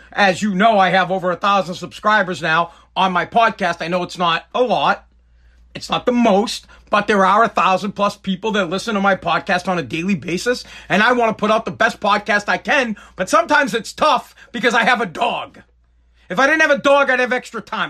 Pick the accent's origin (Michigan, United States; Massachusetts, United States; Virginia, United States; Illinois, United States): Massachusetts, United States; Woburn; I'm from New England. I'm from Boston. Well, I'm from Woburn